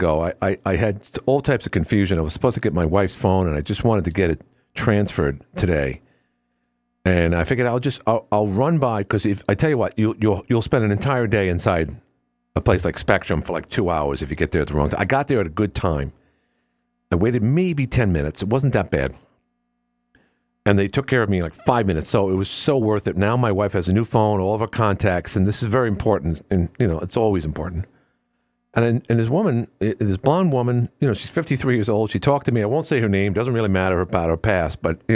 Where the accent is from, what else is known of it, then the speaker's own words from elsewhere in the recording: New York City, New York, United States; born and raised in Queens. In fact, born in Jamaica Hospital